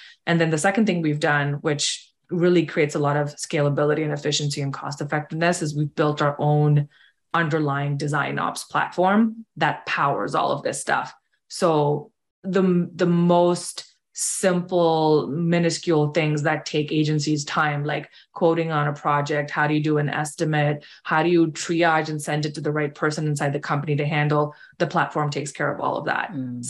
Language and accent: English; India; moved away; And I've actually lived here for almost 20 years, but I grew up in India. And my dad was in the military, so we moved around a lot. Like, I never really had roots anywhere.